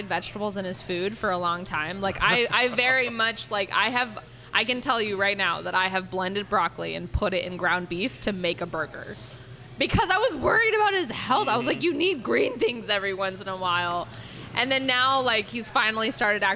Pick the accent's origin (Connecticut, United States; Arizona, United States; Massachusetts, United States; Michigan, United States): Connecticut, United States; moved away as an adult; now in Houston, United States; I am from Connecticut